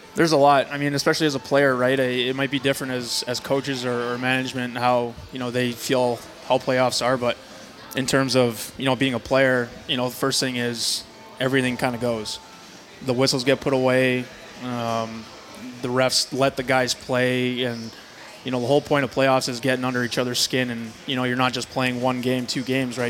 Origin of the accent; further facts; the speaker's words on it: Brandon, Manitoba, Canada; also born or lived in Sioux Valley Dakota Nation; I grew up in Brandon for, for my entire life